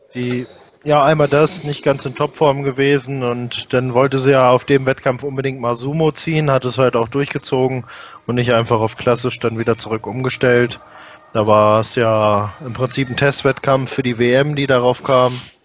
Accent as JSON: {"language": "German", "town": "Peine", "region": "Lower Saxony", "country": "Germany", "tie": "born or raised there", "said": "ich selbst bin ja in Peine geboren"}